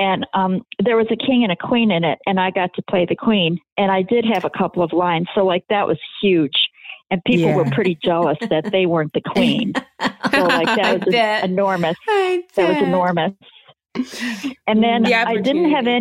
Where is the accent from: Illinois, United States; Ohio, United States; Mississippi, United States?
Illinois, United States; Waukegan; I grew up just north of Chicago here in Waukegan, Illinois.